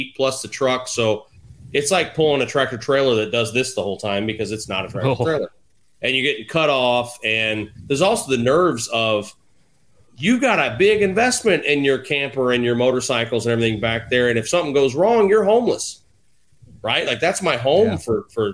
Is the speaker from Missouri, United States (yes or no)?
yes; St. Louis, Missouri, United States; moved away; it's my hometown